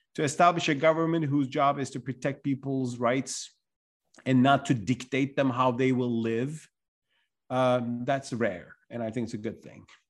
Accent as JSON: {"language": "English", "region": "Istanbul", "country": "Turkey", "tie": "born or raised there", "said": "my hometown, Istanbul"}